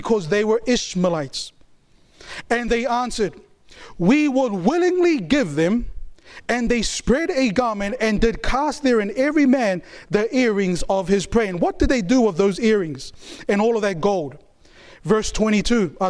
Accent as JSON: {"language": "English", "country": "New Zealand", "tie": "born or raised there", "said": "I was born and raised in New Zealand"}